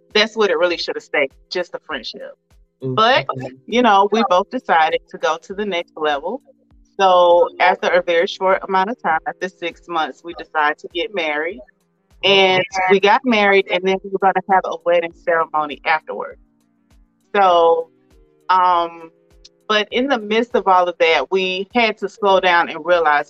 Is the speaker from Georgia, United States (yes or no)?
yes; Swainsboro, Georgia, United States; moved away as an adult; now in Conyers, United States; we're from the same hometown. We grew up not far from each other. So again, like I mentioned, I'm from Swainsboro, Georgia, very small town.